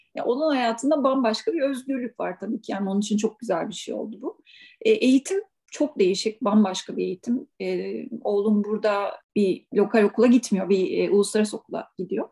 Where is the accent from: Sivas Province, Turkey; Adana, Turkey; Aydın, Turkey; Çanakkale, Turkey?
Çanakkale, Turkey; Biga; moved away as an adult; also born or lived in İzmir; now in Switzerland; memleket benim doğduğum, büyüdüğüm hala ailemin olduğu yer. Çanakkale Bigla